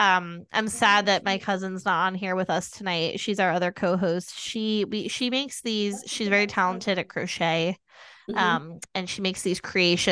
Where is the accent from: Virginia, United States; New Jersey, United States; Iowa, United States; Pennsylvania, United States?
New Jersey, United States; moved away; I'm originally from New Jersey